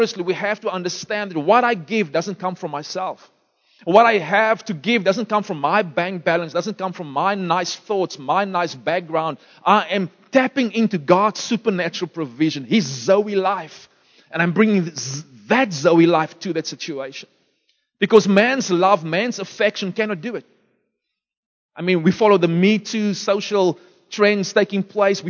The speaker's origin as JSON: {"language": "English", "town": "Beaufort West", "region": "Western Cape", "country": "South Africa", "tie": "born or raised there", "moved": "yes", "said": "I was born in Beaufort West"}